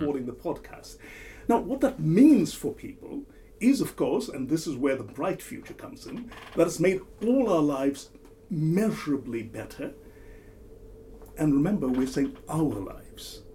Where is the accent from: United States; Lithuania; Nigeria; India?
India; moved away; my home country, India